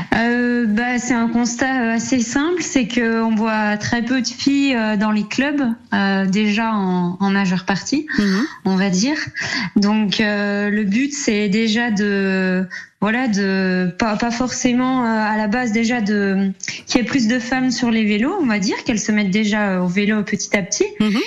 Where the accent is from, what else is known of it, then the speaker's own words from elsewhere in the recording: Jura, Bourgogne-Franche-Comté, France; je suis du Jura